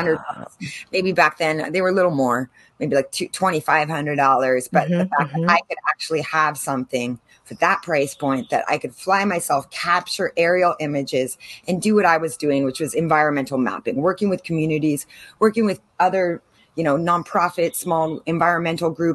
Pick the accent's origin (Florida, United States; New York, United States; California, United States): California, United States; San Diego; moved away as an adult; also born or lived in Caribbean; now in San Diego, United States; I'm from San Diego, grew up here, born and raised Californian to the bone, but I moved over 20 years ago to the Caribbean